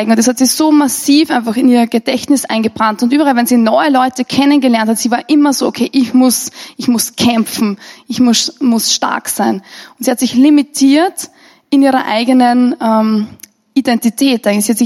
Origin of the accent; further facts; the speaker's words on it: Austria; Und als Österreicher gehört es schon fast zu unserem Hobby, dass wir grundsätzlich negativ sind und vor allem über Verantwortungsträger.